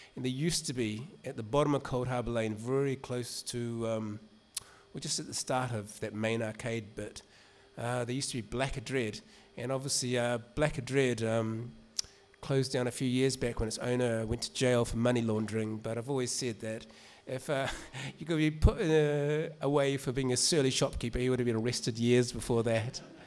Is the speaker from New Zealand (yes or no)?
yes; New Zealand; moved away; my accent gives it away. I grew up in New Zealand